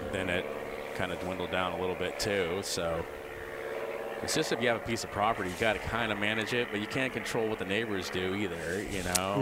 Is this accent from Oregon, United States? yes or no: no; Sebastopol, California, United States; also born or lived in Santa Rosa / Chico; I grew up here, Sonoma County, Sebastopol, Santa Rosa